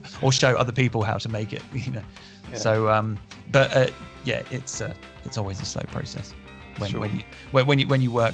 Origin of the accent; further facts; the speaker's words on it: United Kingdom; as a British person